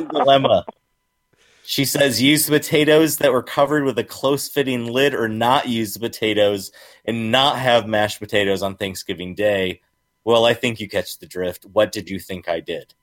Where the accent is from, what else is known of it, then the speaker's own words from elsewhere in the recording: Michigan, United States; I'm a Michigander